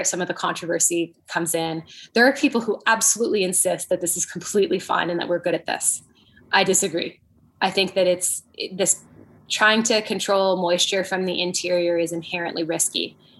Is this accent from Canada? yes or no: yes; Canada; moved away; I'm from Canada growing up